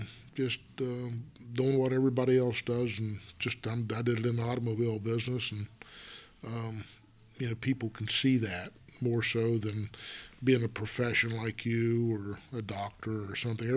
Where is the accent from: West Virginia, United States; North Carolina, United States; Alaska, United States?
West Virginia, United States; moved away; I grew up in West Virginia